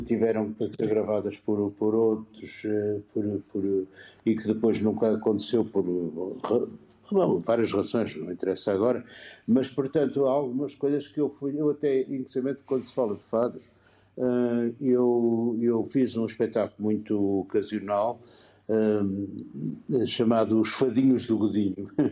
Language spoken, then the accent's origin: Portuguese; Porto, Norte, Portugal; now in Lisbon, Portugal; Eu sou da freguesia Santo Ildefonso.